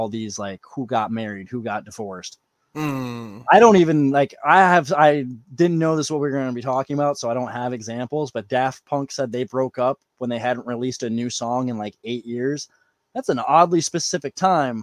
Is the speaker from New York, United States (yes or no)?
yes; New York, United States; I'm a New Yorker